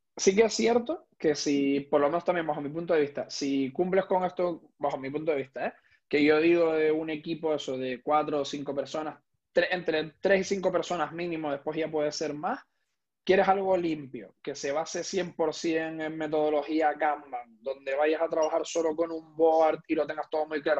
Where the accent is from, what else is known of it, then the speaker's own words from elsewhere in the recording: Tenerife, Canary Islands, Spain; tanto Héctor como yo somos canarios, concretamente de, de Tenerife